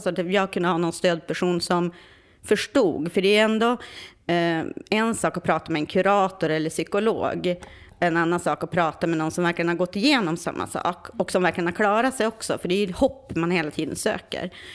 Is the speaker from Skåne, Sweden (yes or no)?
no; Vindeln, Västerbotten County, Sweden; now in Stockholm, Sweden; jag är från Vindeln.